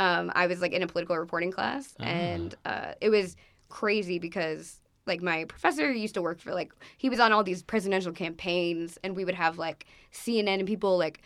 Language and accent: English; Long Island, New York, United States; now in Newark, United States; I'm from Long Island